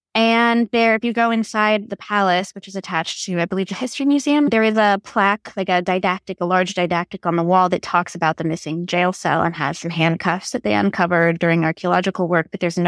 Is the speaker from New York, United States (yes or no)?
no; Texas, United States; And I'm from Texas.